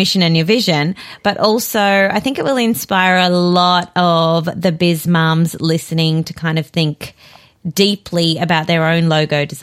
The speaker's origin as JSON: {"language": "English", "country": "South Africa", "moved": "yes", "lives_now": "Australia", "said": "I'm originally from South Africa. My whole family's there"}